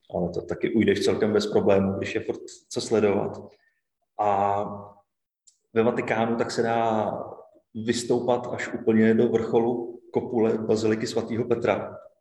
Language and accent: Czech; Bohemia, Czechia; Já jsem z Čech